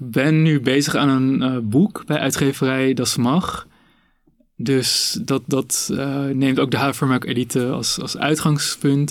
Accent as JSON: {"language": "Dutch", "town": "Amsterdam", "region": "North Holland", "country": "Netherlands", "tie": "born or raised there", "said": "ik ben ook ehm, opgegroeid in Amsterdam."}